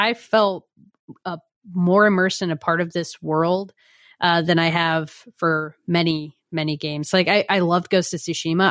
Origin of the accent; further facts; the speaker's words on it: United States; just as an American